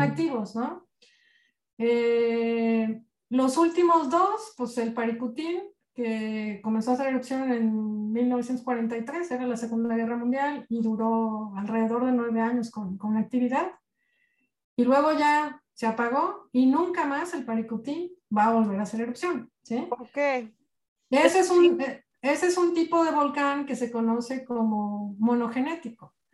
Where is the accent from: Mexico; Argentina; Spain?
Mexico; cómo somos los mexicanos